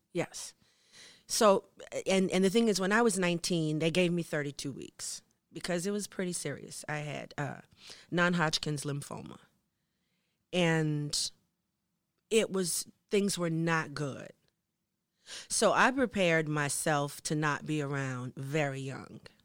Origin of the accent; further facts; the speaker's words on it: United States; moved away as an adult; now in Norway; as a black person growing up in America